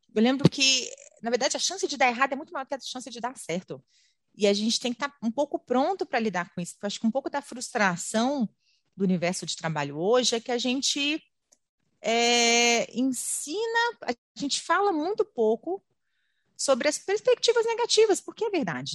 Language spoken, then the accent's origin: Portuguese; Brasília, Federal District, Brazil; moved away; also born or lived in São Paulo; eu sou eu sou paulista, mas eu cresci em Brasília